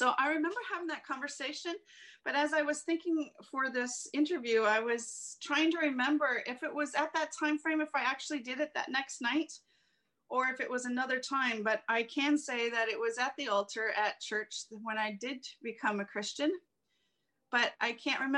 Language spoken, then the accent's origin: English; Cheapside, Ontario, Canada; I was born August 9th in 1972, living in Cheapside, that little village of Cheapside